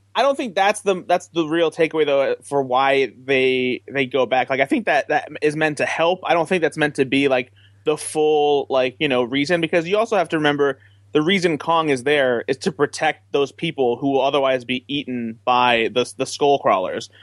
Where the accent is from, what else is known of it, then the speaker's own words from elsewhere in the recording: Midwest, United States; I'm from the Midwest